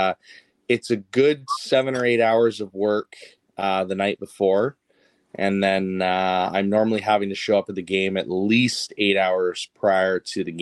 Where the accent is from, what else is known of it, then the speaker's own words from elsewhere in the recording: Toronto, Ontario, Canada; I was born and raised in Toronto